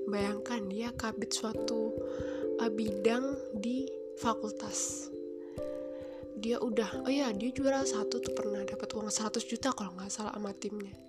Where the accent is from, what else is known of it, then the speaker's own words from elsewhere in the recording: Java, Indonesia; kalau aku Jawa mungkin mereka lebih ke arah Jakarta